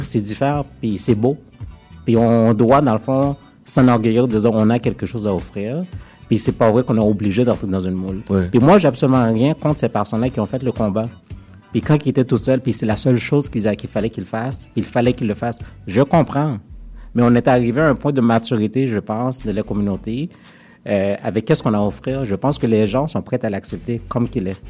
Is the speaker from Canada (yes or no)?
yes; Montreal, Quebec, Canada; je, suis né à Montréal, j'ai grandi à Montréal